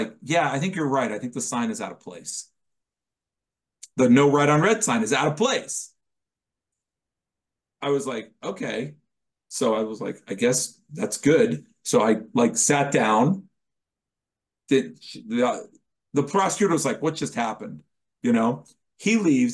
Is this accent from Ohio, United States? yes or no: yes; Dayton, Ohio, United States; I was from Dayton, Ohio